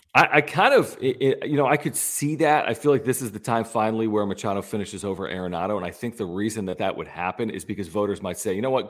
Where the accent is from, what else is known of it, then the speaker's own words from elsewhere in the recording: Philadelphia, Pennsylvania, United States; also born or lived in San Diego; I was born and raised in Philadelphia